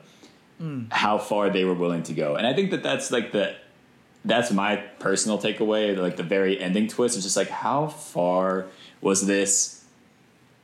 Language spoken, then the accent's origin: English; Virginia, United States; I'm from Virginia, which is like the bordering state, I guess, to Pennsylvania